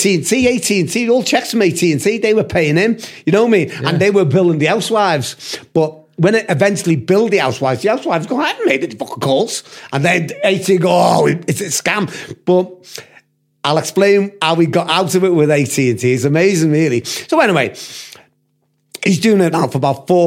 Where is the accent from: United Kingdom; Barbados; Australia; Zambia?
United Kingdom; accent: British; also born or lived in United States; the Yanks used to love the British accent